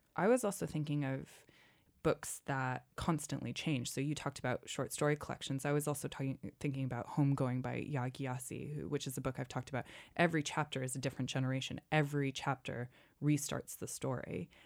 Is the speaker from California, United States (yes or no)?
no; Wenham, Massachusetts, United States; my hometown of Wenham, Massachusetts